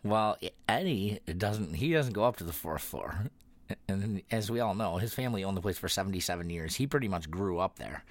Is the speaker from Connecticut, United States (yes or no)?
no; Youngstown, New York, United States